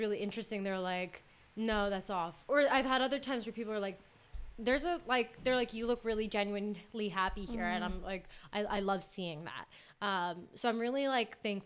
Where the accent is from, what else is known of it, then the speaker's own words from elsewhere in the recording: United States; moved away as an adult; also born or lived in London; as an American student, you weren't allowed to work more than 20 hours